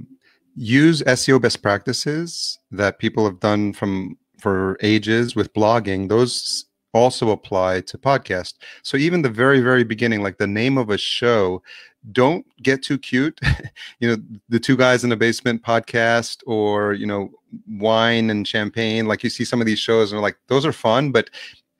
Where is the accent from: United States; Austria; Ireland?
United States; New York City, New York; I grew up in New York City